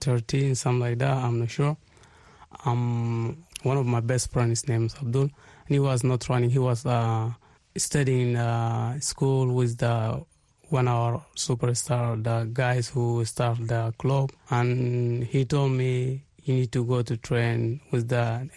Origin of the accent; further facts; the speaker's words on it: Darfur, Sudan; now in Israel; I come from Israel now, but I'm originally from Sudan